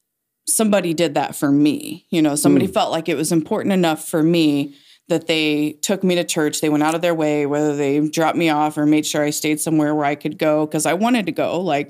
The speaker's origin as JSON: {"language": "English", "area": "Wells County", "region": "Indiana", "country": "United States", "said": "No, this was in Wells County. I'm from Wells County."}